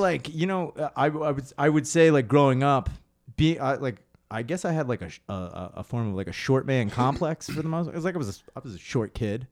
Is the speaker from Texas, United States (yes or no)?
no; Spring City, Pennsylvania, United States; moved away as an adult; now in Philadelphia, United States; I grew up in Spring City